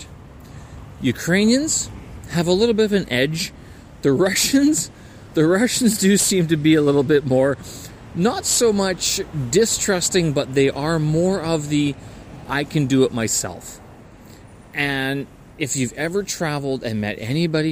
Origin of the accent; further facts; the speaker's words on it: Canada; I'm Canadian, right? I hold a Canadian passport.